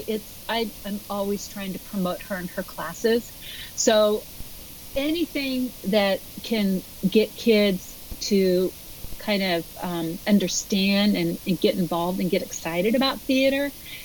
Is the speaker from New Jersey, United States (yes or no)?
no; Portland, Oregon, United States; I'm from Portland, Oregon